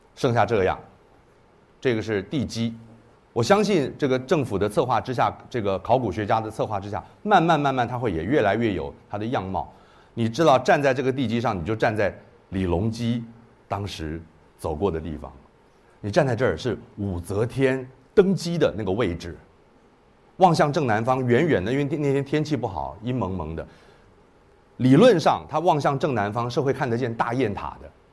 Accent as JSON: {"language": "Chinese", "town": "Kaohsiung", "country": "Taiwan", "tie": "born or raised there", "said": "我虽然在台湾出生，一九六四年在台，台，高雄出生的"}